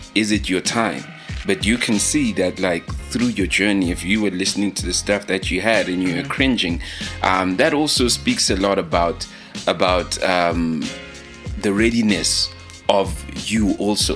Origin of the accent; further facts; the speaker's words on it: Leondale, Gauteng, South Africa; moved away; i'm from Leondale